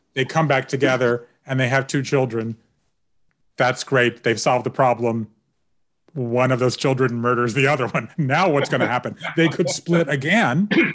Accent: Georgia, United States; having grown up in Georgia, and particularly as a Jew in Georgia

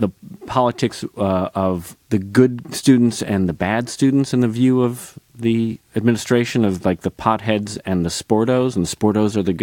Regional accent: Northbrook, Illinois, United States; I grew up outside Chicago in Northbrook, Illinois

